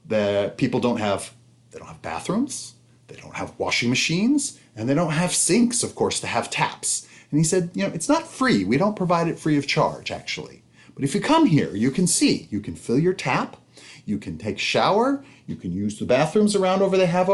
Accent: United States; as an American

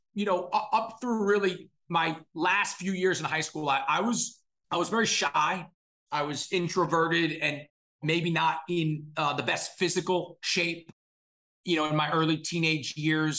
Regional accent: Scarsdale, New York, United States; Grew up in Scarsdale, New York, in Westchester County

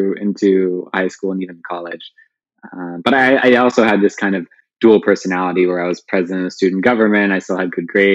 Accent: Louisville, Kentucky, United States; moved away as an adult; I grew up in Louisville, Kentucky. I was born there. I was there until I went off to college

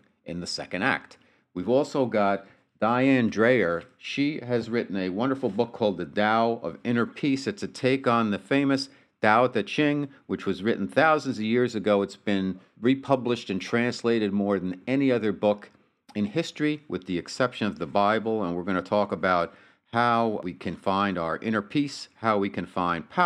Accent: United States; moved away as an adult; also born or lived in New Jersey / New York City; now in Southern California, United States; I'm from New Jersey and New York City. I've been out here about 2.5 years now

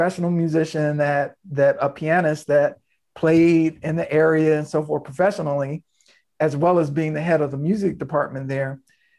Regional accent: Norfolk, Virginia, United States; I was born in Norfolk, Virginia.

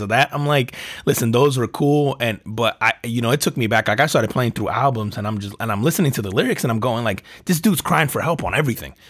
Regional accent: New Jersey, United States; growing up in New Jersey

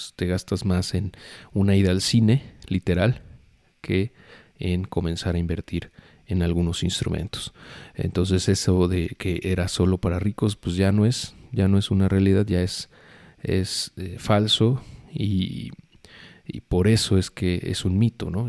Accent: Mexico; como mexicanos

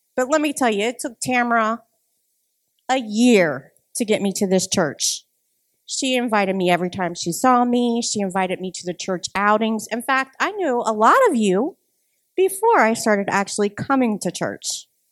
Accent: Ohio, United States; moved away as an adult; now in Madison, United States; I am originally from Ohio

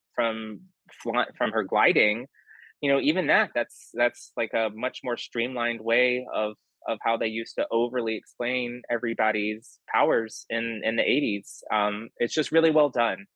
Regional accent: Texas, United States; I'm a Texan

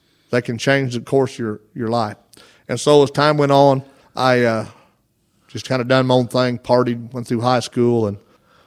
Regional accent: Sims, Illinois, United States; I was born and raised in Sims, Illinois, where I was raised, and it's a little bitty town.

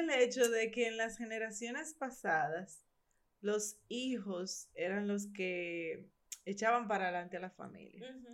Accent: Barahona, Dominican Republic; yo soy de Barahona

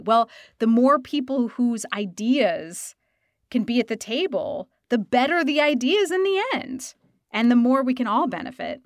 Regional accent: Idaho, United States; I am from Idaho

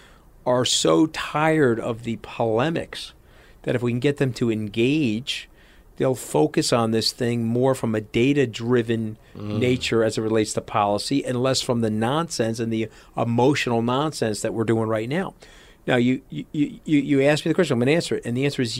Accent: New York, United States; I'm a New Yorker

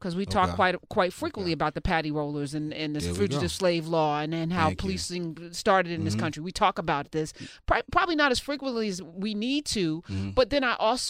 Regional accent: East Orange, New Jersey, United States; I grew up in East Orange.

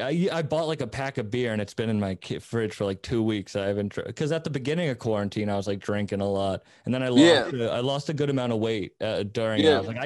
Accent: Cape Cod, Massachusetts, United States; moved away; We're originally from Cape Cod.

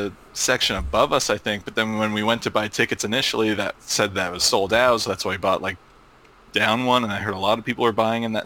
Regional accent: United States; me being American

